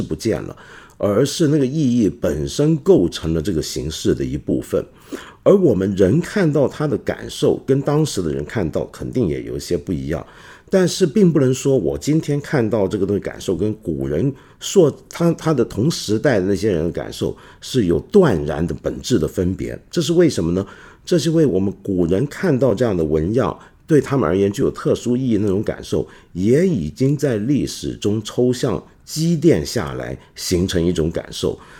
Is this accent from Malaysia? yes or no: no; China; 来关心我们中国人都该关心的大事儿。